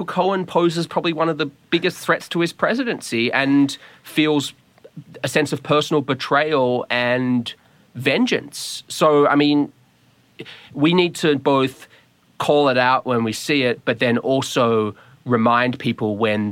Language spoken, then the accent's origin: English; Australia; moved away as an adult; now in Washington, D.C., United States; I'm from Australia